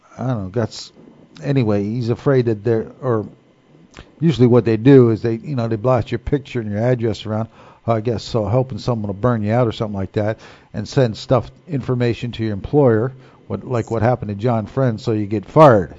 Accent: Newark, New Jersey, United States; Growing up in Newark, New Jersey

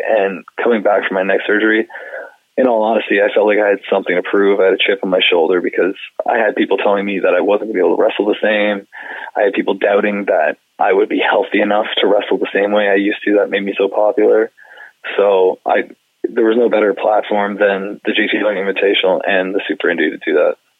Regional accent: Canada; being Canadian

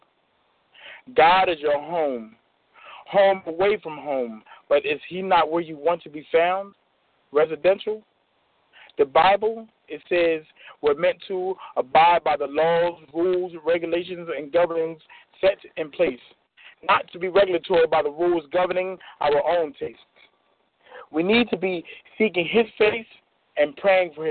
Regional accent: Chester, Pennsylvania, United States; From Chester, Pennsylvania

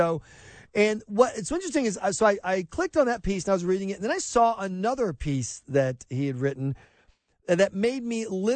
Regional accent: South Carolina, United States; moved away as an adult; also born or lived in New York / Boston; I grew up in South Carolina

